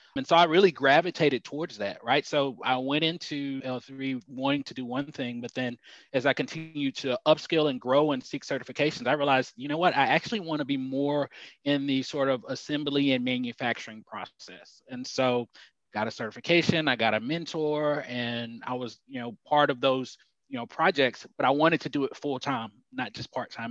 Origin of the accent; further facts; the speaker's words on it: Dallas, Texas, United States; also born or lived in Houston, Texas / Allen, Texas; I grew up, I'm originally from Houston and moved to Dallas at a young age. Lived in downtown Dallas, and then my mom moved us to the suburbs